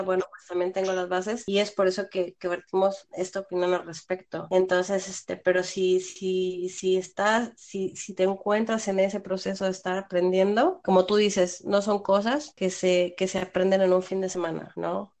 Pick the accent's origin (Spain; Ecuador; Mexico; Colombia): Mexico; los dos somos mexicanos